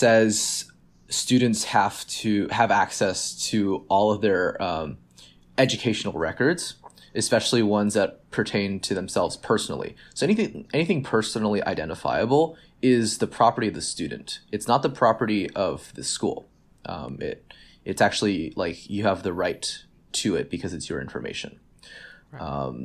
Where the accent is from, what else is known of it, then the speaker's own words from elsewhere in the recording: Dallas, Texas, United States; I'm from Dallas